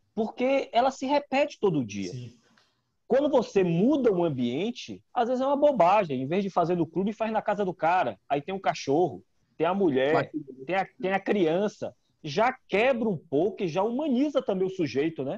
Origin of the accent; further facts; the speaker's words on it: Natal, Rio Grande do Norte, Brazil; moved away as an adult; also born or lived in Ceará; now in Salvador, Brazil; Eu não sou baiano, né? Uhum. É, eu sou cearense, mas é, cresci em Natal. É, eu fui morar em Natal pequeno, minha família é toda cearense, mas eu fui morar em Natal, minha mãe foi transferida do trabalho e tal, e eu é, cresci em Natal. Então eu vivi em Natal dos 5 aos 23